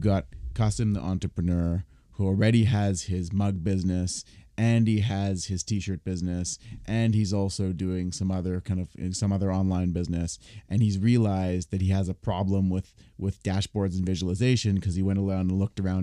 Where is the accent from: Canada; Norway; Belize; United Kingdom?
Canada; Toronto, Ontario; I was, I was born and raised here, but the child of immigrants